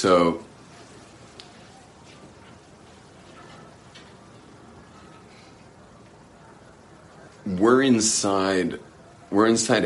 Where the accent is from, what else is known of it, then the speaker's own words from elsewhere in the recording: United States; now in Israel; as an American